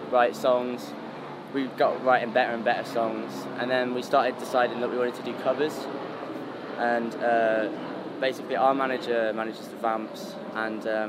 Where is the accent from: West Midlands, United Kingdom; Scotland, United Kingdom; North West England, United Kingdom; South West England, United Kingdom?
North West England, United Kingdom; Blackburn; also born or lived in Accrington; I was born in Lancashire, England.